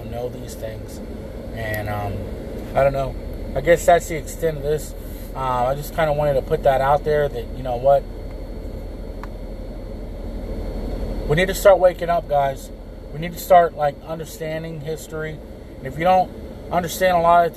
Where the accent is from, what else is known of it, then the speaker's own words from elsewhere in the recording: San Antonio, Texas, United States; I'm from Texas